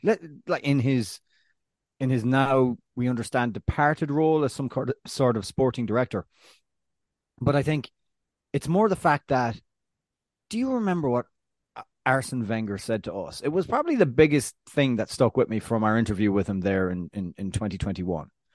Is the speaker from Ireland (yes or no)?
yes; Ireland; now in United States; the land of my birth